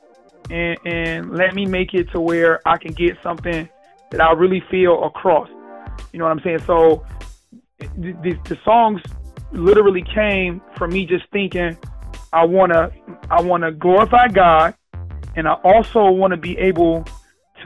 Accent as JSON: {"language": "English", "town": "Detroit", "region": "Michigan", "country": "United States", "tie": "born or raised there", "said": "I'm from Detroit"}